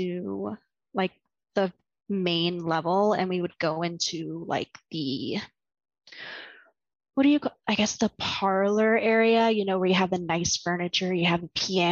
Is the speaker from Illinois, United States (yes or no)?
no; eastern Virginia, United States; moved away as an adult; now in New York, United States; I'm originally from Virginia, the very eastern part of it, around like the Jamestown settlement area, Jamestown, Yorktown, William and Mary, that kind of area